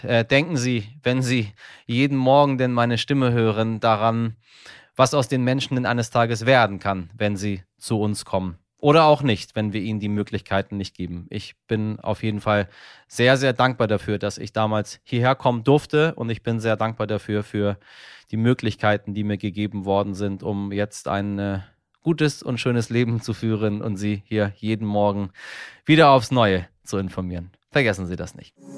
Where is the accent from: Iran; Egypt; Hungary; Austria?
Iran; now in Germany; mir als Iraner